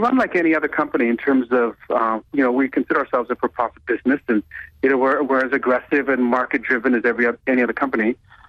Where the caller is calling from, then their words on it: Toronto, Ontario, Canada; I'm calling from Toronto.